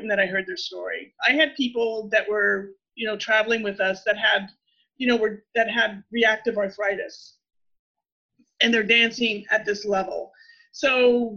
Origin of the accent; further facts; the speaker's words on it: Texas, United States; moved away as an adult; also born or lived in Louisiana; I grew up in Texas